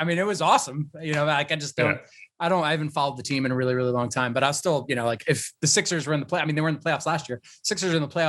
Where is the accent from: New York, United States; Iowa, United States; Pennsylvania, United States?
Pennsylvania, United States; Philadelphia; now in Chicago, United States; I grew up in Philadelphia with Iverson